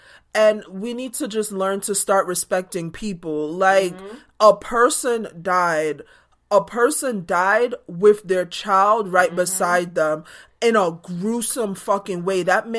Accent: Jamaica; But growing up in Jamaica, where we only got to see the big matches

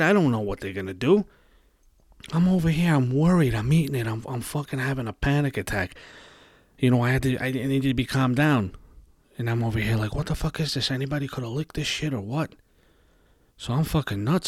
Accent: New York City, New York, United States; I was, uh, raised in Brooklyn, New York

